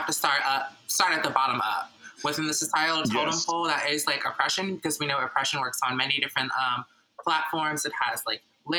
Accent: Chicago, Illinois, United States; I am from Chicago originally, which makes me a native, which I'm very proud of to be.

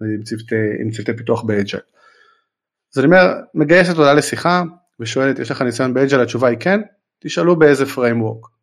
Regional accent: Israel; אנחנו ישראלים

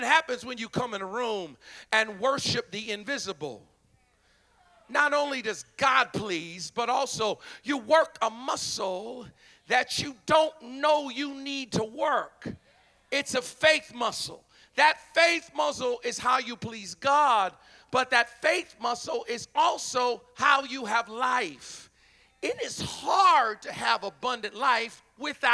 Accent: Philadelphia, Pennsylvania, United States; I'm from Philly.

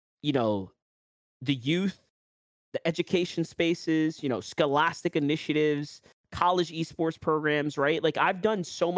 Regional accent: New York, United States; accent: New York; my New York accent

